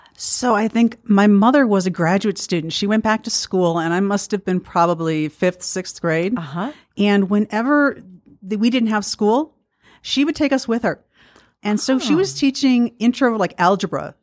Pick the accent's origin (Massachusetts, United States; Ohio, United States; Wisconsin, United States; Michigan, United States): Wisconsin, United States; Milwaukee; I grew up in Milwaukee